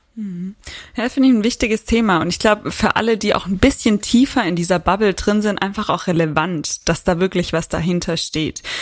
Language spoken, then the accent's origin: German; Southern Germany, Germany; now in Frankfurt, Germany; ich bin ja keine Frankfurterin. Ich komme ja eigentlich auch aus dem Süden Deutschlands